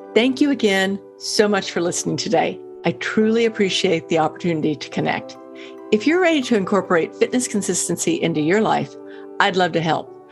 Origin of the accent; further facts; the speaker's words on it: Texas, United States; also born or lived in Colorado; when I moved to Texas, even as a seven-year-old